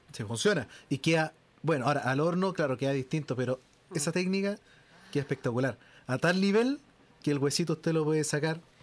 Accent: Chile; accent: Chilean Spanish

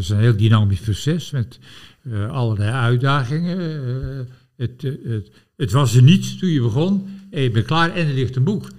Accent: Gorinchem, South Holland, Netherlands; ik ben opgegroeid in Gorkum, Abbaswaard, rivier, lingengebied.

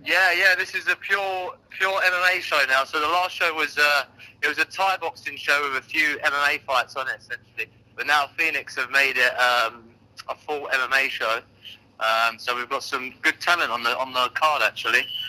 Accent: London, United Kingdom; being a Londoner

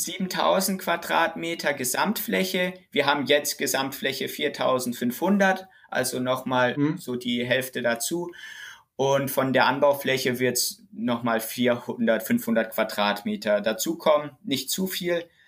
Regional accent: Germany; also born or lived in Witzenhausen; ich komme hier aus dem Dorf und die Leute kennen mich

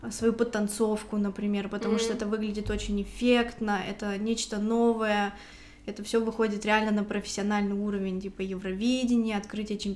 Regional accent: Saint Petersburg, Russia; Я приехала из Санкт-Петербурга. Как там дела обстоят с домашним насилием? Я думаю, так же, как и по всей России

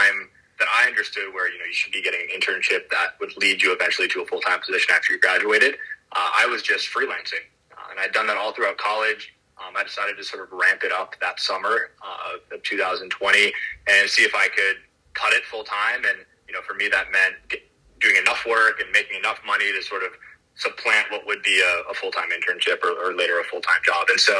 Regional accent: Green Bay, Wisconsin, United States; moved away; I'm from Green Bay, Wisconsin initially

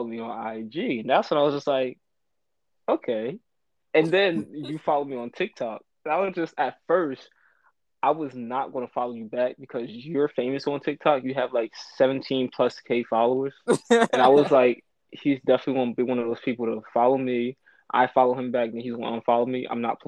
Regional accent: New York City, New York, United States; also born or lived in Wilmington; Raised up in South Bronx, New York

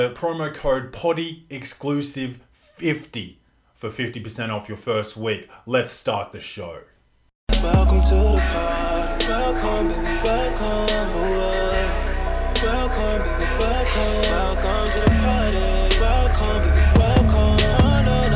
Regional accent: Australia; I'm Australian

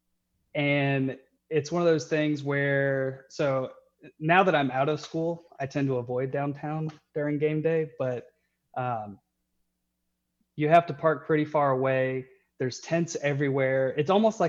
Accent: Georgia, United States; moved away as an adult; now in Alabama, United States; I'm originally from Georgia, and I actually made the voluntary decision to move to Alabama.

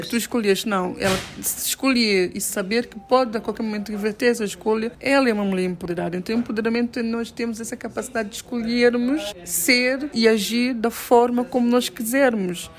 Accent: São Tomé & Príncipe

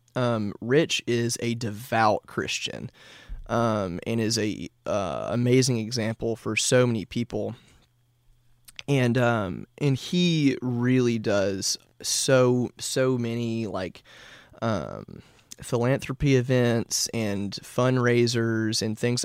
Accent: Nashville, Tennessee, United States; born and raised in Nashville.

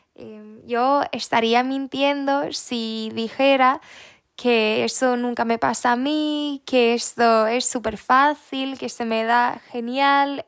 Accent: Sweden; Spanish is a second language; also born or lived in Netherlands (ancestry); no soy española ni latina, em, soy sueca.

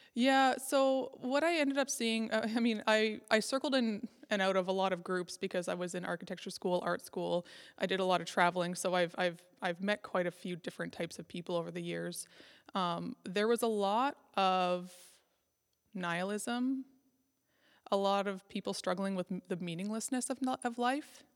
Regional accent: Nova Scotia, Canada; also born or lived in Scotland / Alberta / Northwest Territories; now in Prince Edward Island, Canada; I grew up in Nova Scotia

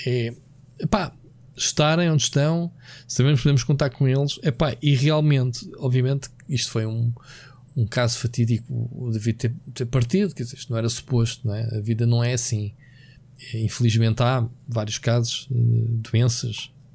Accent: Queluz, Lisbon, Portugal; Queluz, que foi onde eu cresci

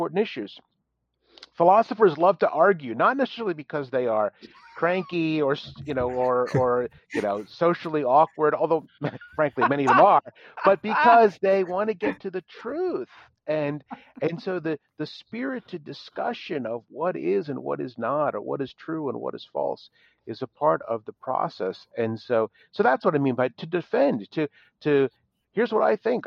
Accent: Philadelphia, Pennsylvania, United States; now in Dallas, United States; I'm from the Philadelphia area, which means that we did vacations in New Jersey.

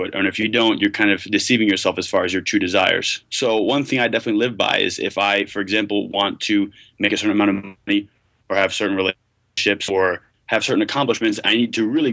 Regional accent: Westchester, New York, United States; now in Provo, United States; I grew up in Westchester

